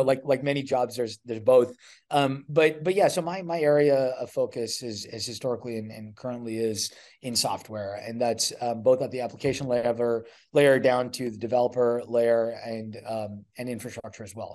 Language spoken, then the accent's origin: English; Edmonton, Alberta, Canada; moved away as an adult; also born or lived in Ontario; I'm from Canada originally, uh, grew up in, in Edmonton, Alberta